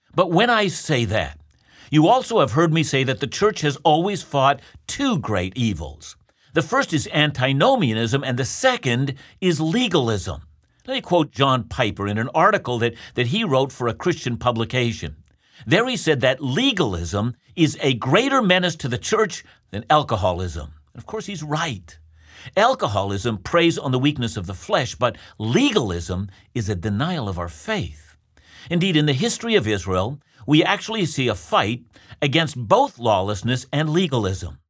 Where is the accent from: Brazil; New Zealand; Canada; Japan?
Canada; I'm a Canadian